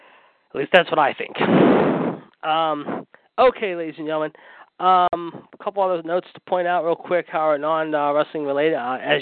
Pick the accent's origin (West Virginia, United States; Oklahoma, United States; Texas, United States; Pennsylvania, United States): Pennsylvania, United States; Pittsburgh; born or raised there